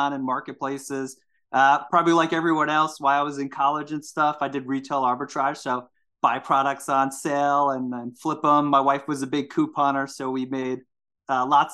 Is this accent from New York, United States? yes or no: yes; Seaford, New York, United States; I actually grew up in New York, Long Island, New York. I grew up in Seaford specifically